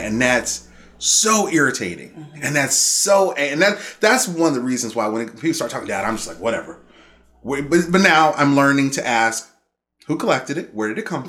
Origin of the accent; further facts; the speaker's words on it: Chicago, Illinois, United States; born and raised in Chicago. I grew up in Roseland